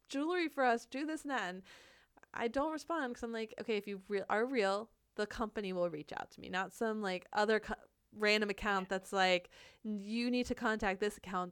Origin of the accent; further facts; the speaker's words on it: Florida, United States; moved away as an adult; now in Seattle, United States; we're from Florida